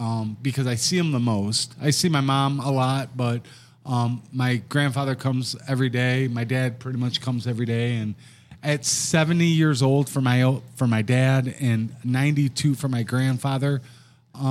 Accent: Wyandotte, Michigan, United States; I was born and raised in Wyandotte, a Catholic schoolboy.

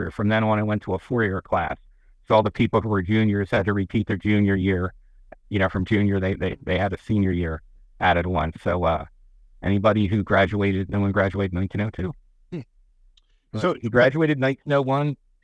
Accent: Harrisburg, Pennsylvania, United States; growing up around the Harrisburg area and being at Gettysburg a lot

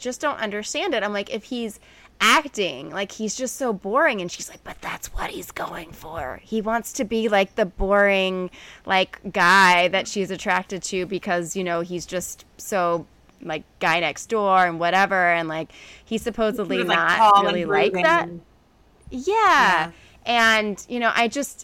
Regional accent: Alabama, United States; I'm from Alabama

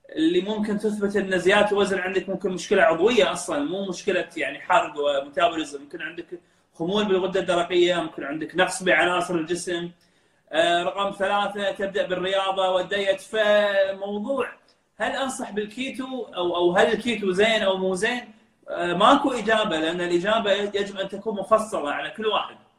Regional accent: Kuwait; also born or lived in Dublin, Ireland; احنا كخليجيين

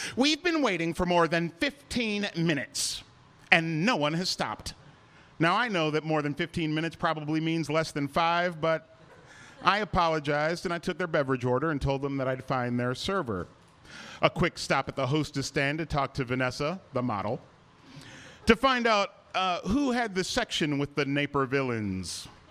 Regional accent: Cleveland, Ohio, United States; moved away as an adult; also born or lived in Chicago; my hometown Cleveland Cavaliers

